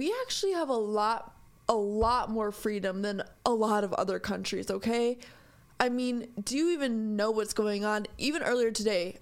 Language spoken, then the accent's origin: English; United States; I am an American in America. And I am very lucky to be here. I am very lucky to be born here.